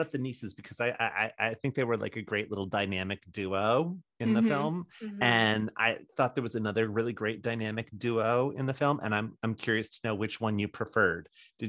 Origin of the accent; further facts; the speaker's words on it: Essex, New England, United States; moved away as an adult; now in Los Angeles, United States; And when I was a kid, you had to get it from Story's Potting Shed. That's where all the wreaths in Essex came from.